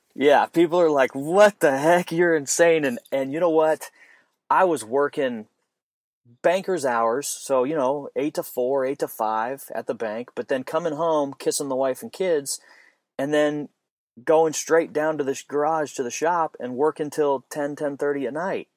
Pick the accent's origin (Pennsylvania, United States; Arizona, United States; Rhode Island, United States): Arizona, United States; Phoenix; moved away; I'm from Phoenix, Arizona originally